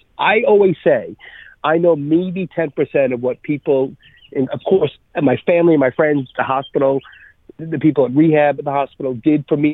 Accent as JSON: {"language": "English", "region": "New York", "country": "United States", "said": "I'm a New Yorker"}